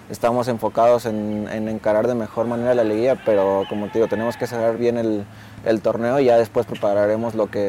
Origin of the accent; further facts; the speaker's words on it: Mexico; como mexicano